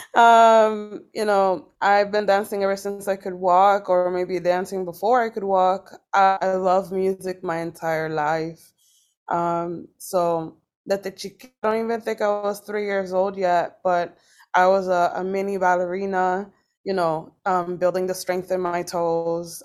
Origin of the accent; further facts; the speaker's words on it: Boston, Massachusetts, United States; I grew up in Boston, Massachusetts